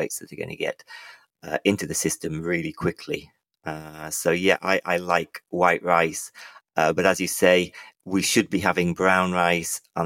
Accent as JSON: {"language": "English", "region": "England", "country": "United Kingdom", "said": "I'm from England"}